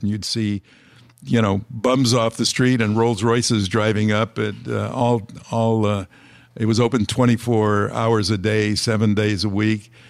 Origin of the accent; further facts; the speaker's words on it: Los Angeles, California, United States; I was born and raised in Los Angeles